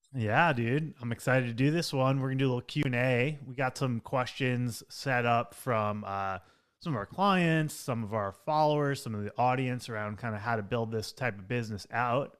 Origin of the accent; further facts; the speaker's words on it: Long Island, New York, United States; also born or lived in Manhattan, New York; I grew up on Long Island, like an hour outside of New York City, and then I lived in Manhattan for ten years